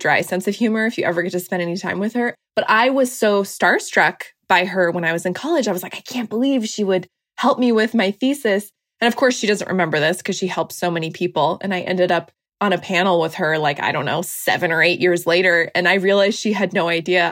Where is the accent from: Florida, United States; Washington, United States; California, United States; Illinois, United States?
Washington, United States; now in Washington, D.C., United States; I'm from Washington State originally